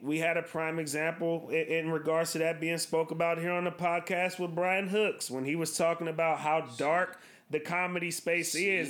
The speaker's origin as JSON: {"language": "English", "region": "West Coast", "country": "United States", "said": "I'm born in 93, as you mentioned, D-Boy. We're obviously from the West Coast."}